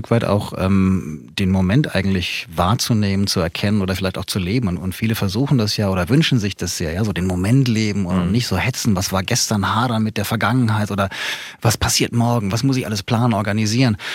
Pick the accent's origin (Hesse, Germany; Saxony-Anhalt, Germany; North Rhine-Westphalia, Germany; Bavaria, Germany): Hesse, Germany; Hanau; die erste Reise, die hatte ich in, in meiner Heimatstadt, also in Hanau, begonnen.